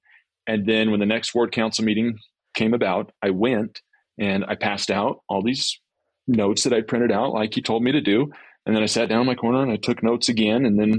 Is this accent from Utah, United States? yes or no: yes; Grantsville, Utah, United States; I grew up in... I was telling you before, I grew up in Grantsville, but then we moved to Alpine.